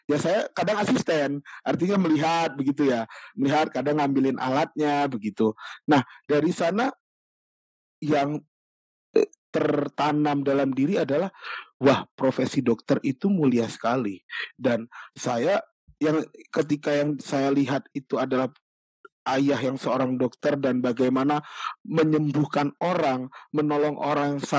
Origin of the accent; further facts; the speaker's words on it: Bengkulu, Indonesia; di rumah saya saya dulu tinggalnya di Bengkulu ya sebelum bekerja hmm. dari kecil sampai SMA saya di Bengkulu.